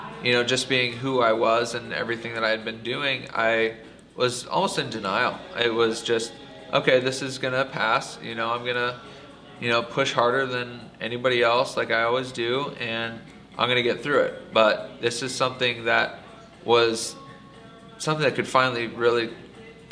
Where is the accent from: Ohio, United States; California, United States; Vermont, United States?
California, United States; Anaheim; I'm a product of Orange County. Grew up, born and raised in Anaheim Hills